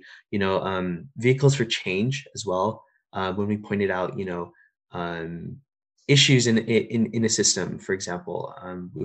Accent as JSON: {"language": "English", "country": "India", "moved": "yes", "lives_now": "California, United States", "said": "I'm an Indian Muslim immigrant"}